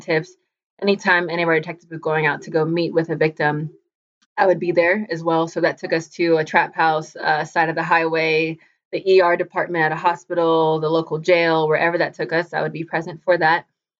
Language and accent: English; Florida, United States; moved away as an adult; now in Ohio, United States; I'm from Florida.